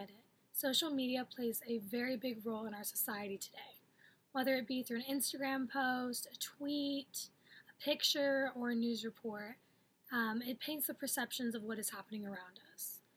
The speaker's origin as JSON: {"language": "English", "country": "Puerto Rico", "tie": "born or raised there", "moved": "yes", "said": "they are photos from my hometown"}